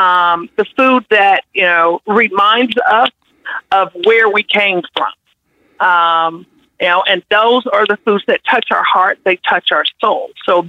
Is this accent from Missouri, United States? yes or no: yes; Kansas City, Missouri, United States; I grew up with a family of great cooks. I grew up in the Midwest.